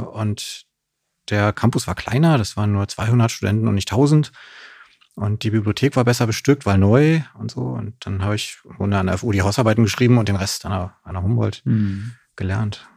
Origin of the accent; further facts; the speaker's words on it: Neuruppin, Brandenburg, Germany; moved away as an adult; also born or lived in Greifswald / Königs Wusterhausen; now in Berlin, Germany; Später dann äh, auf so ein Dorf in der Nähe von Neuruppin. Mhm. von da aus bin ich dann auch in Neuruppin am Ende zur Schule, habe dann mein Abitur gemacht